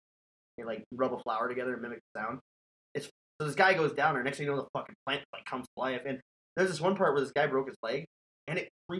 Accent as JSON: {"language": "English", "region": "North Dakota", "country": "United States", "moved": "yes", "said": "I can't even get my Canadian accent. I've been out of North Dakota for too long."}